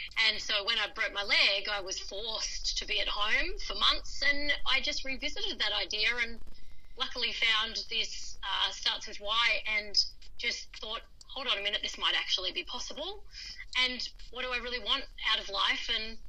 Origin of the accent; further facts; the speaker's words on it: Melbourne, Victoria, Australia; moved away as an adult; So I came from Melbourne and moved up here to enjoy the sunshine and start my new career.